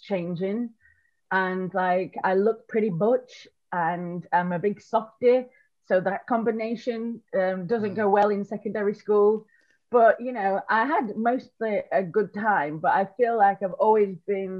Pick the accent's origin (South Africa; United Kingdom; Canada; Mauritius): United Kingdom; Rotherham, Yorkshire and the Humber; moved away as an adult; now in London, United Kingdom; So I'm from South Yorkshire. I tell everybody it's Sheffield because I don't want to admit that it's Rotherham.